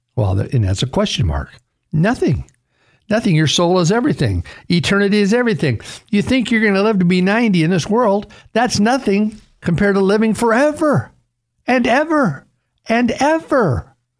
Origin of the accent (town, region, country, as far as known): Caldwell, Idaho, United States; born or raised there